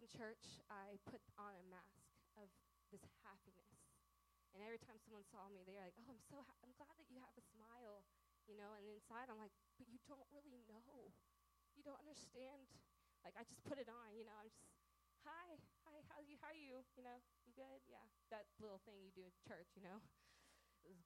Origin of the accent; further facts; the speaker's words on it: Oklahoma, United States; I am from Oklahoma